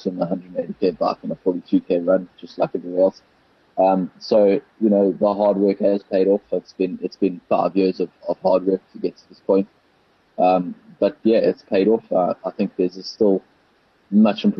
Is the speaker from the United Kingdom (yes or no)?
no; South Africa; born or raised there